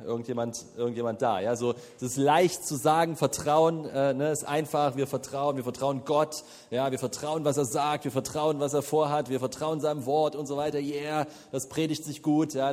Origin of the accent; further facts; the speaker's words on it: the East, eastern Germany, Germany; wir kommen aus dem Osten